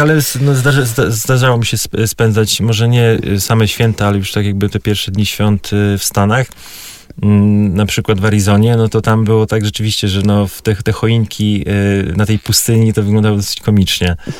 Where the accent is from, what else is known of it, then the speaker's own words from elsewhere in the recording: Warmian-Masurian Voivodeship, Poland; ja pochodzę z Mazur, więc tam rzeczywiście było bardzo tradycyjnie.